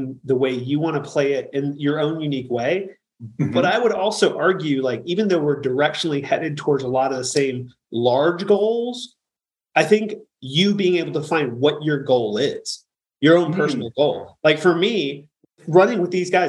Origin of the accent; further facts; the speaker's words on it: United States; we're all from the United States